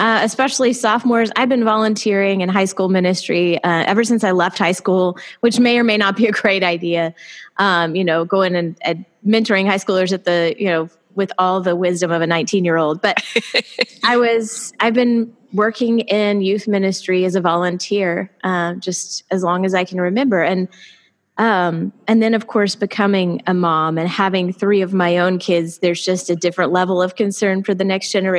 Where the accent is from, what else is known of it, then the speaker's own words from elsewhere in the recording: Houston, Texas, United States; moved away; I was born in Houston, Texas. And so that's where I grew up most of the early years of my life.